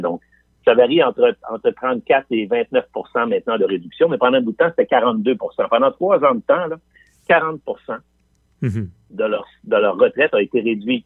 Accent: Quebec City, Quebec, Canada; je viens de Limoilou. Je viens de, je viens de ce qu'on appelle Anglopole à trois coins de rue. Et mes, amis de primaire et de secondaire

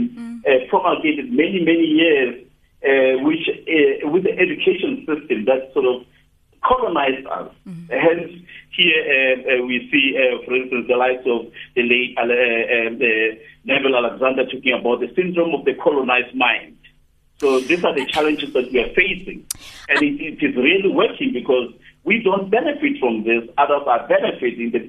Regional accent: South Africa; I'm from South Africa

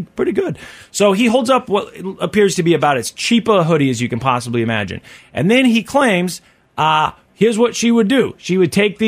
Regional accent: Kansas City, United States; a specific store growing up in Kansas City

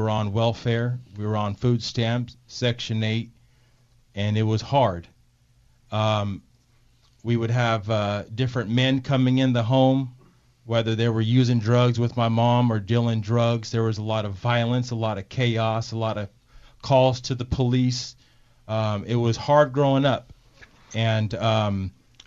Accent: San Pablo, California, United States; also born or lived in Martinez, California; I am a local boy. I'm from Montalvin Manor, which is in San Pablo, California. I did have it rough growing up

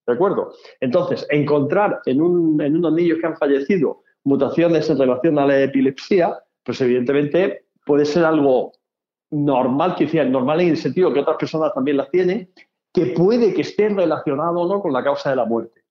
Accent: Spain

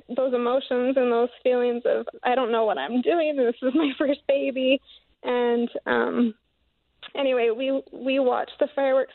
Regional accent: Paris, Idaho, United States; I'm from Paris, Idaho, in Bear Lake

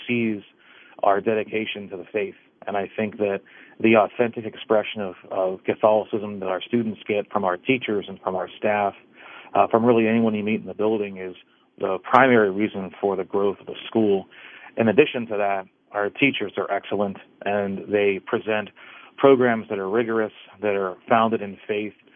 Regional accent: Dravosburg, Pennsylvania, United States; I, I grew up in Dravosburg

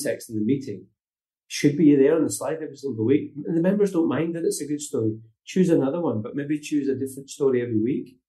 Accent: Glasgow, Scotland, United Kingdom; moved away as an adult; also born or lived in North West England; now in Portugal; I'm from Glasgow, working class kid

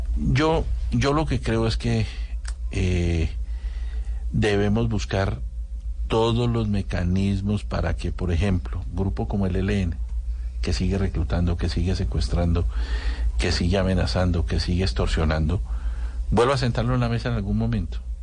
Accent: Colombia; Somos más bien los, los colombianos

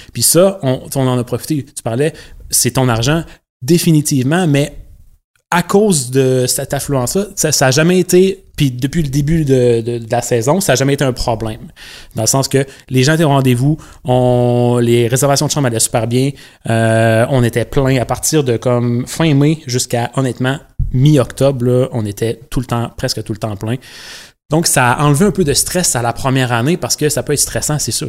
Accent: Rivière-du-Loup, Quebec, Canada; also born or lived in Montreal; je suis originaire de Rivière-du-Loup dans le Bas-Saint-Laurent. J'ai passé les quoi, 18, 19 premières années de ma vie euh, ici dans le Bas-Saint-Laurent.

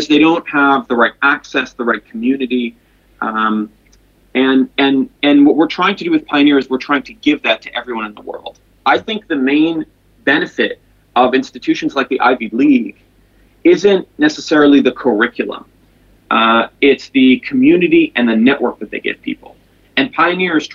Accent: Jerusalem, Jerusalem District, Israel; moved away as an adult; also born or lived in Silicon Valley; I'm originally from Jerusalem, Israel, where I was born and raised

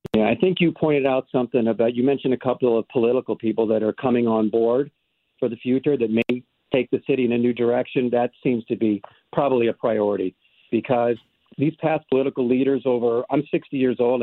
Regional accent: St. Louis County, Missouri, United States; I'm a county guy

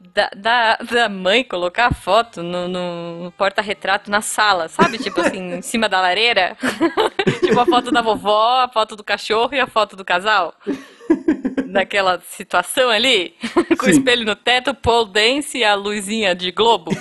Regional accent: Brazil; eu sou do Brasil.

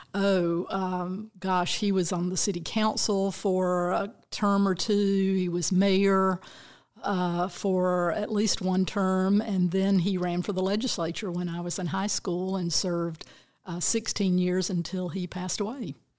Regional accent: Bainbridge, Georgia, United States; I grew up down in very deep South Georgia, little town of Bainbridge

